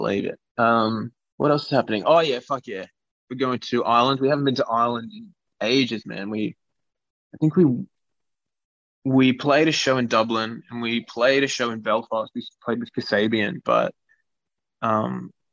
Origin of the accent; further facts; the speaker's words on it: Australia; we're from Australia